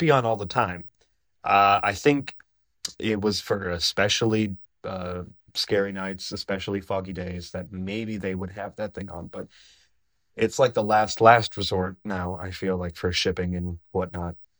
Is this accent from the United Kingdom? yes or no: no; Menominee, Michigan, United States; I grew up in the Upper Peninsula of Michigan in a place called Menominee, Michigan